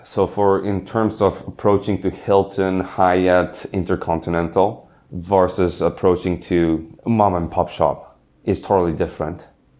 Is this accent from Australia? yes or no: no; Singapore; I grew up in Singapore, and I still remember, but in history class